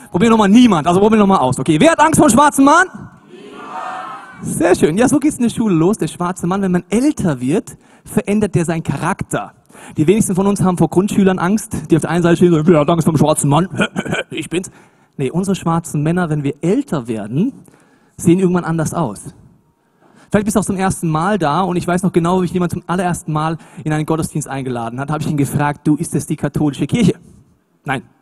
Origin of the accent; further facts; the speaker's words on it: Munich, Bavaria, Germany; Ich komme aus München, ich kenne das nicht so.